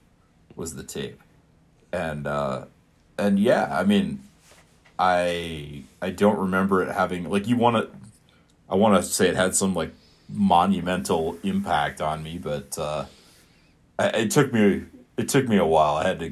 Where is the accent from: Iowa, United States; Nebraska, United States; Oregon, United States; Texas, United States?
Iowa, United States; Iowa City; like any good public school sixth grader growing up in Iowa, I hoofed it over to the Iowa City Public Library